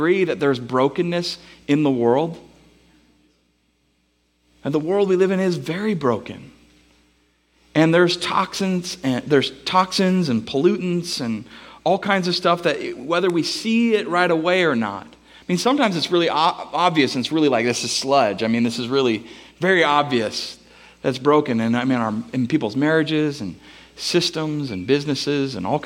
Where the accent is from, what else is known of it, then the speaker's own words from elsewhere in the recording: Bellingham, Washington, United States; I'm from Bellingham